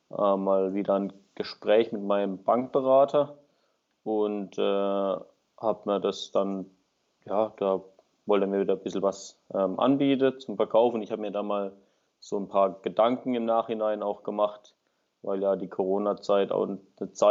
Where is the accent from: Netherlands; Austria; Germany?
Germany; Baden-Württemberg; bin 28, komme aus dem Süden von Deutschland, in der Nähe von Freiburg, ein kleiner Ort bin dort äh, selbstständig tätig als Winzer